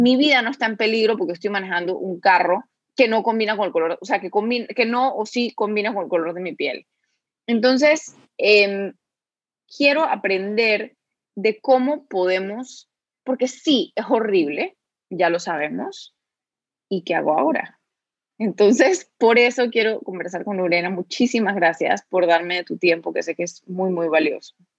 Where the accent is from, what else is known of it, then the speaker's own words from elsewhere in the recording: Panama; aquí en Panamá